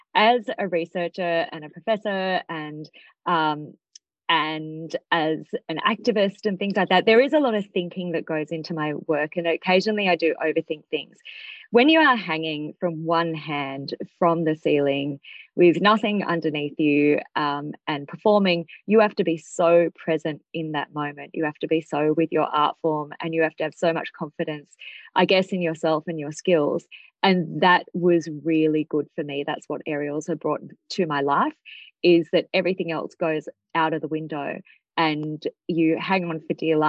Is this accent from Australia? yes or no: yes; Australia; I grew up in Australia, really disconnected from Indian culture